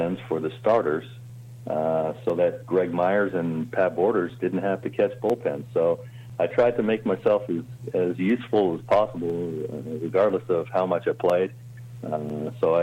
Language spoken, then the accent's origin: English; Cambridge, Ontario, Canada; also born or lived in Toronto, Ontario; growing up in Cambridge